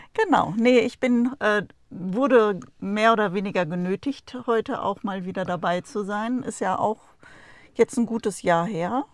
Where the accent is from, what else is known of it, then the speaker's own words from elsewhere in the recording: Germany; moved away; unser Geburtsland